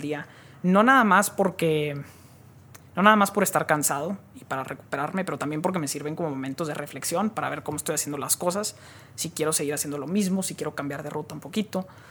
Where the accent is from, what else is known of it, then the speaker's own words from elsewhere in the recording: Monterrey, Nuevo León, Mexico; moved away as an adult; also born or lived in Silicon Valley; Nací aquí, en, aquí en Monterrey, aquí crecí, aquí estuve hasta los 19 años